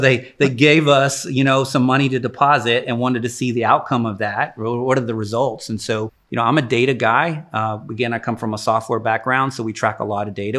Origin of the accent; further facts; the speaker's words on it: Jacksonville, Texas, United States; I grew up in East Texas, so I'm an East Texas kid. Uh, Jacksonville is where I graduated high school